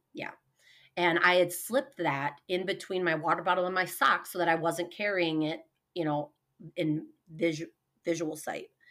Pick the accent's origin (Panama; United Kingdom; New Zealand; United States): United States; Hoffman Estates, Illinois; moved away as an adult; also born or lived in New York / Arizona / Honduras / Colombia; now in Sioux Falls, United States; we moved to Hoffman Estates, Illinois, and that's where I grew up